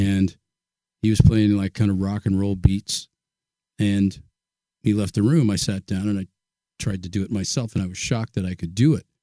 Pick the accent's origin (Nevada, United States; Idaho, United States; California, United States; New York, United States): California, United States; Pleasanton; born or raised there; also born or lived in Oakland, California